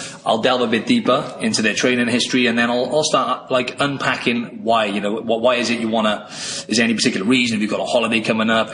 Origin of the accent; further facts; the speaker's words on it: Wales, United Kingdom; moved away as an adult; now in Sydney, Australia; I'm from the UK originally. I'm from Wales in the UK, and I came over to Australia